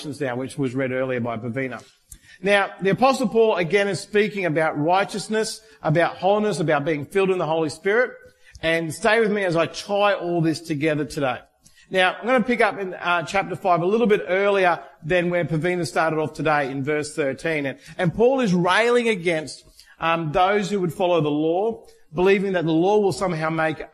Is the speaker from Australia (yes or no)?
yes; Australia; being Australian